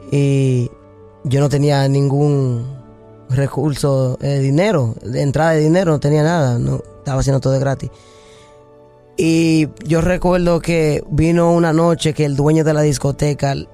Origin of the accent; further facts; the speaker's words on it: Dominican Republic; yo soy dominicano, de la República Dominicana, me gusta mucho la pelota, el béisbol